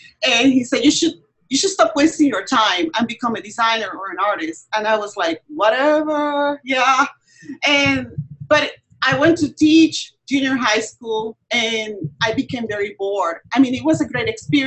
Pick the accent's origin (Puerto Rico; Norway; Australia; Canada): Puerto Rico; moved away; I am from Puerto Rico originally